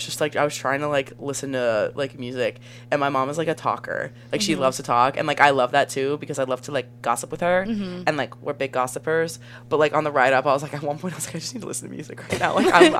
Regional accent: Cincinnati, Ohio, United States; moved away; I am, in fact, from Cincinnati, Ohio.

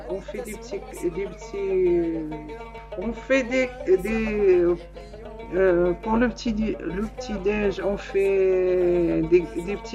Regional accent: Morocco; Mais chez moi, au Maroc, on la fête.

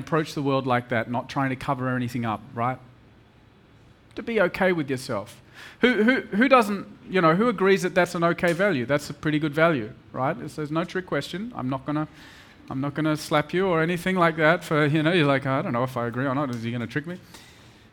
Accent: Perth, Western Australia, Australia; moved away as an adult; now in Mumbai, India; I come from Perth, a little city of 2 million people, little Perth boy

